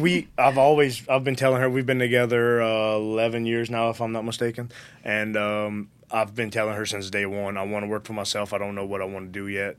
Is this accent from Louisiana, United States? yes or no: yes; Galliano / Golden Meadow, Louisiana, United States; till I was eight, I was in the Galliano Golden